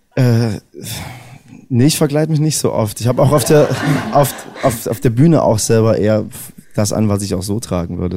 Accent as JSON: {"language": "German", "town": "Erfurt", "region": "Thuringia", "country": "Germany", "tie": "born or raised there", "said": "das ist ja meine Heimatstadt"}